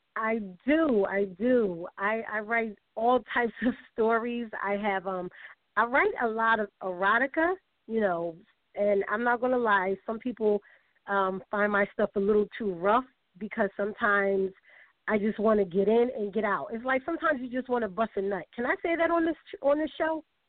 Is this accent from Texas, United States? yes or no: no; Philadelphia, Pennsylvania, United States; from my hometown